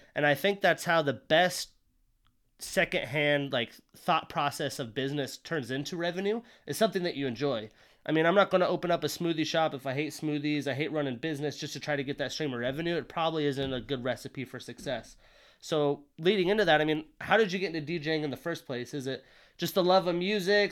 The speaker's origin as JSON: {"language": "English", "region": "Wyoming", "country": "United States", "tie": "born or raised there", "also_born_or_lived": "Montana", "moved": "as an adult", "lives_now": "Seattle, United States", "said": "I grew up in a small town in Wyoming"}